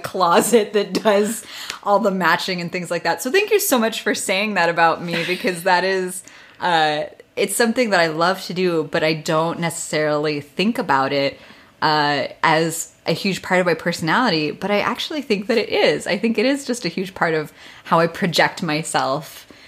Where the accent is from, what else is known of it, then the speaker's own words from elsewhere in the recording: Midwest, United States; I grew up in the Midwest